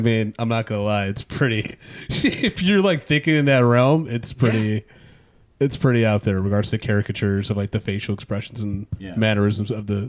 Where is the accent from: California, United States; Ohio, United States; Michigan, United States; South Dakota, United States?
Michigan, United States; No, I'm from Michigan, man.